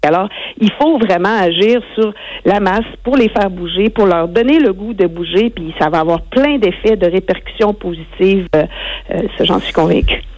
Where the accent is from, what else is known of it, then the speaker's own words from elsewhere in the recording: Rimouski, Quebec, Canada; je suis native de Rimouski